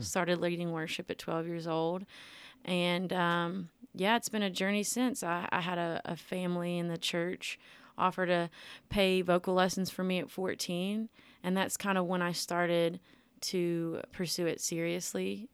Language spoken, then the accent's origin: English; Millington, Tennessee, United States; I'm from Millington, Tennessee, born and raised in Millington, still there